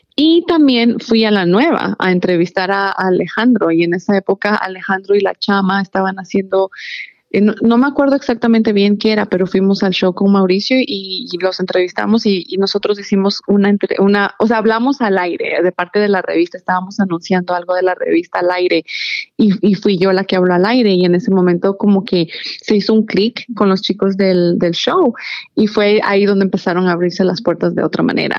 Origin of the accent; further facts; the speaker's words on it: Ecuador; moved away as an adult; now in Maryland, United States; yo en realidad me crié y crecí en Ecuador toda mi vida. Cuando yo me mudé para el área de, Maryland, yo ya tenía 21 años